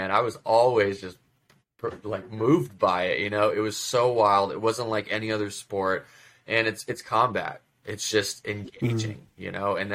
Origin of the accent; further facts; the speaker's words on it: Russia; now in United States; when I immigrated to this country from Russia in '94, my dad and I we watched basketball